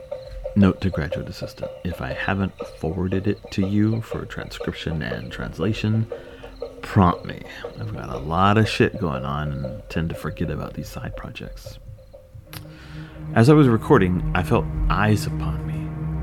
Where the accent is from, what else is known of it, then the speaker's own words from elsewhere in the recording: Texas, United States; born there; But I was born in Central Texas, like three generations of … men before me. What am I, then? I usually tell folks Mexican-American